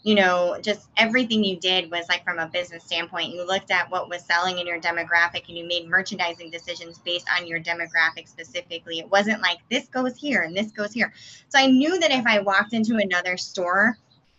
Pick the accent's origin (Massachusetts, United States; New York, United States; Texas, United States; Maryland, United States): Massachusetts, United States; moved away; I'm originally from Massachusetts.